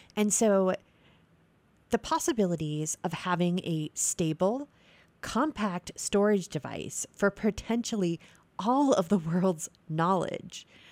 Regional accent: New England, United States; I'm from New England.

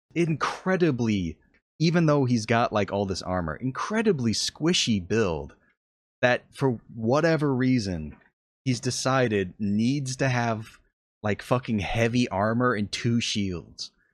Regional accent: United States; as an American

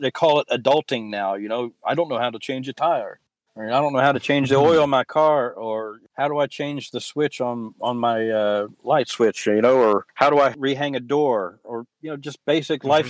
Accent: West Virginia, United States; also born or lived in Kentucky / Columbus; when I was growing up in West Virginia, I was taking the same classes in sixth grade that I had in 10th grade in Kentucky

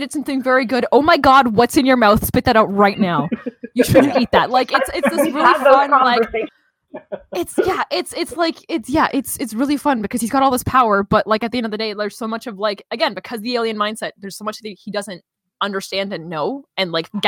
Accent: Canada; I'm also Canadian

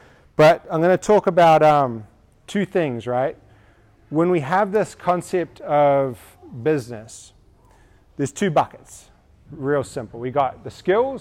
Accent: New Zealand; moved away; I'm from New Zealand

